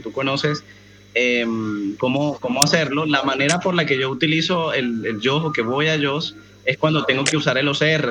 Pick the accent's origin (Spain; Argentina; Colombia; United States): Colombia; yo soy de Colombia y, acá en Colombia